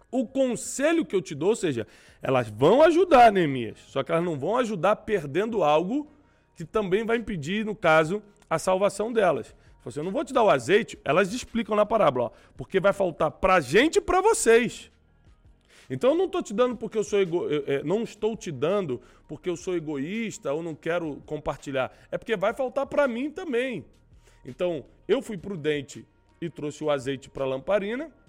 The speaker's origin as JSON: {"language": "Portuguese", "region": "Rio de Janeiro", "country": "Brazil", "tie": "born or raised there", "said": "eu fui criado ali em Vila da Penha e tinha que ir muito Nova Iguaçu por várias coisas"}